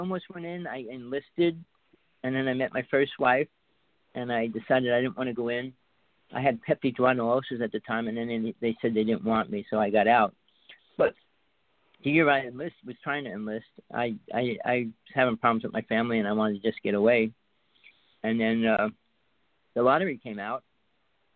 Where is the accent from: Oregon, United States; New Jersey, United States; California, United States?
New Jersey, United States; North Bergen; now in Big Island of Hawaii, United States; I grew up in Jersey. I spent most of my life there